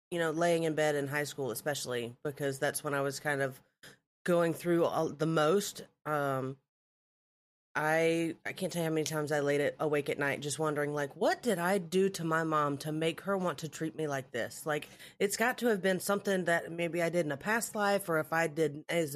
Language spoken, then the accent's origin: English; Alabama, United States; I'm from Alabama. That's where I was, you know, semi-born and raised. I've lived many, many different places.